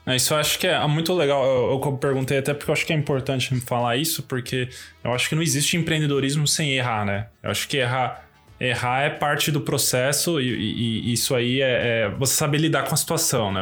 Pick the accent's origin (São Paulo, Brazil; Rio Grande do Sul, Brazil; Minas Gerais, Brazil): São Paulo, Brazil; A gente é de São Paulo